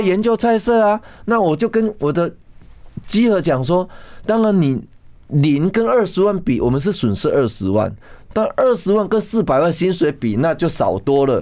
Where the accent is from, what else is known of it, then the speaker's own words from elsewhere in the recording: Kaohsiung, Taiwan; 我是高雄的孩子